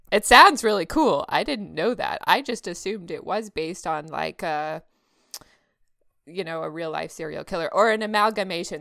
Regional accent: Texas, United States; now in California, United States; I grew up there, so, you know, I'm a Texas girl

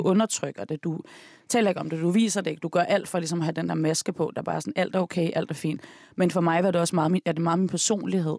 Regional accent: Denmark; Jeg er, jeg født opvokset i Danmark. Mm. Jeg er opvokset i Rygparken og i Tænkbjerg

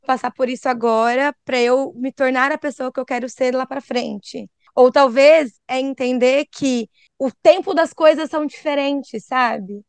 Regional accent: Brazil; moved away as an adult; now in Ireland; eu saí do Brasil

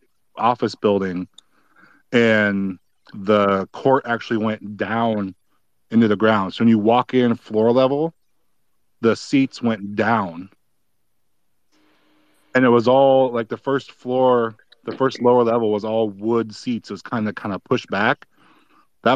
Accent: California, United States; I was actually born down in Southern California, so I could have ended up a Laker, but lived up here since I was 2

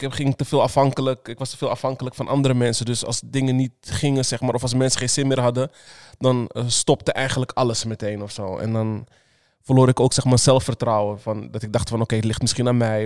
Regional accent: Netherlands; also born or lived in Suriname; ik ben gewoon hier geboren in Nederland

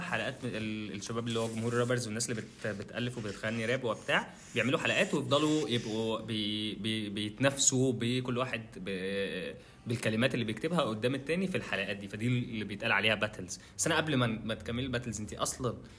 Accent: Egypt; عندنا في مصر

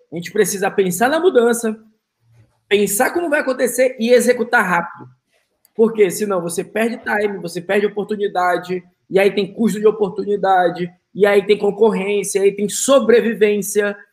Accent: Manaus, Amazonas, Brazil; now in United States; eu sou de Manaus

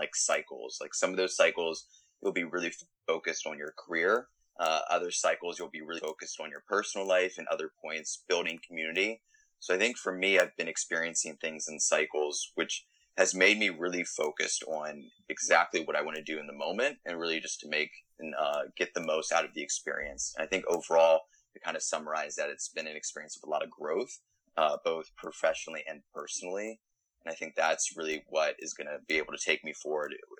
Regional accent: Frederick, Maryland, United States; moved away as an adult; now in Austin, United States; I was born and raised in Maryland, and I went to the University of Maryland.

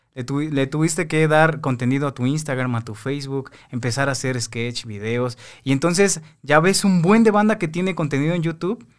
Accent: Mexico City, Mexico; also born or lived in Veracruz; yo soy de San Cosme

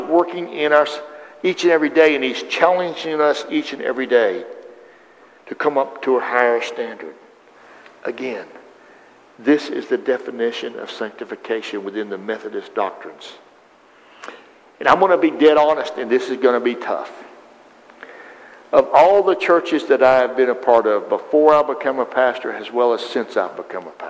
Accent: the South, United States; I was raised in the South

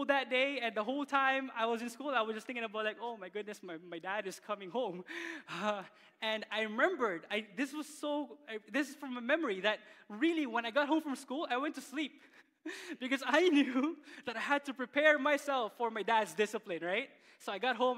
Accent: Philippines; now in Canada; growing up in the Philippines

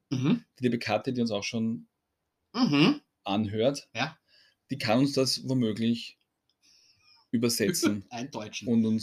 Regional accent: Austria; Bei uns in Österreich sagst du zu Erdmarmelade Marmelade, zu Orangenmarmelade Marmelade, zu Marillenmarmelade Marmelade.

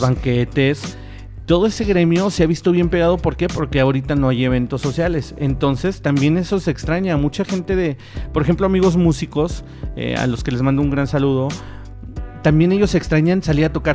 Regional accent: Mexico; así somos los pinches mexicanos

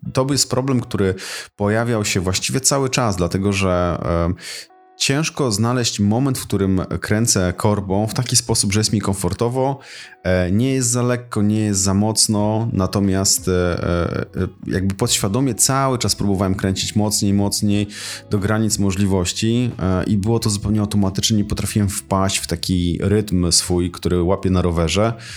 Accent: Tricity, Pomeranian Voivodeship, Poland; u nas w Trójmieście

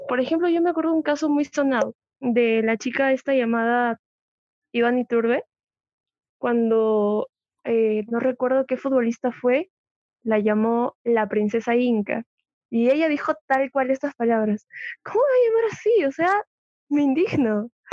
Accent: Peru; Todos somos peruanos

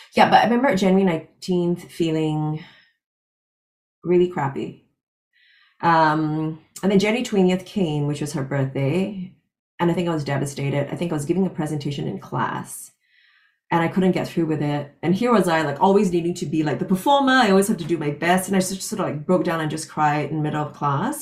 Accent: Singapore; moved away as an adult; also born or lived in London / Los Angeles; Born and raised in Singapore, got a full scholarship to read my master's in London

